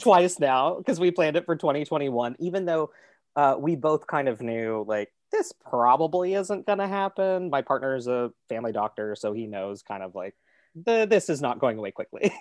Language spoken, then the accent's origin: English; Kentucky, United States; moved away as an adult; also born or lived in Pittsburgh / New York / Toronto; I was born in Kentucky.